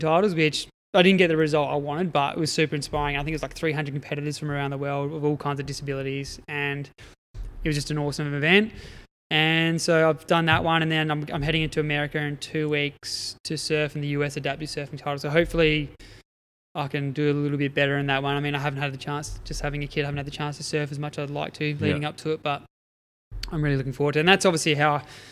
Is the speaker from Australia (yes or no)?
yes; Adelaide Hills, South Australia, Australia; moved away as an adult; also born or lived in Eyre Peninsula; I grew up in the Adelaide Hills